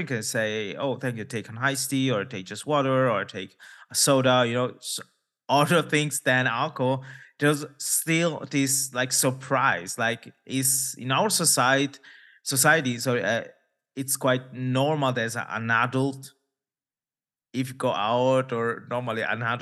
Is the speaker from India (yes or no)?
yes; India; maybe also for because my origins, because I'm from India, people ask me, oh, it's because of your religion.